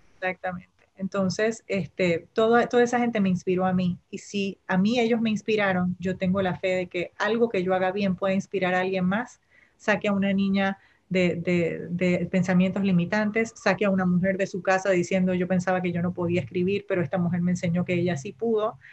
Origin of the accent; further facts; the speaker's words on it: Panama; first language Spanish; yo nací, crecí en Panamá y digamos que es mi primera lengua